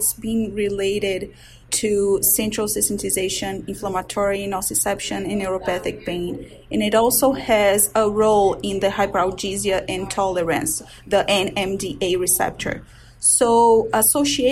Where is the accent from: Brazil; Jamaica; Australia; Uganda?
Brazil; born or raised there; moved away as an adult; also born or lived in Washington, D.C., United States; now in Baltimore, United States